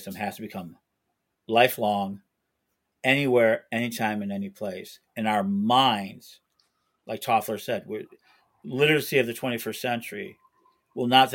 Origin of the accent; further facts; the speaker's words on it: Chicago, Illinois, United States; I'm a Chicagoan